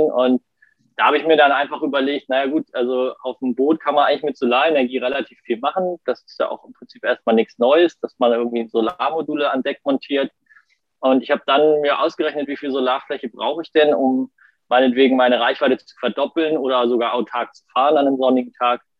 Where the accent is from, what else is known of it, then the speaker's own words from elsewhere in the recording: Kiel, Schleswig-Holstein, Germany; ich äh, komme aus Kiel, bin auch in Kiel geboren und aufgewachsen und ähm, ja, bin auch in Kiel zur Schule gegangen